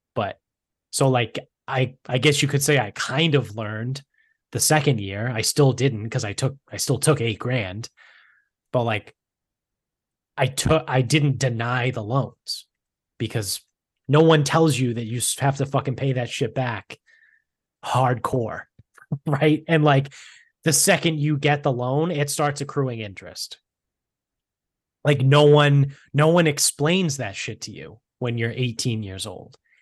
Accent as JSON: {"language": "English", "town": "Medford", "region": "Massachusetts", "country": "United States", "tie": "born or raised there", "said": "where we grew up in Medford"}